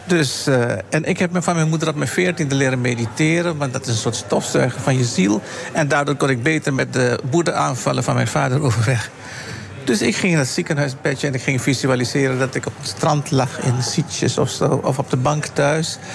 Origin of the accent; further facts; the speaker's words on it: Suriname; Ik ben Surinamer